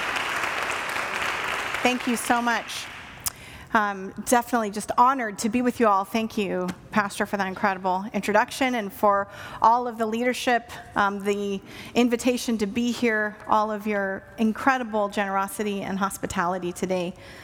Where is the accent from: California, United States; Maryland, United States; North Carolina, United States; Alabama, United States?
California, United States; Santa Rosa; moved away; my hometown of Santa Rosa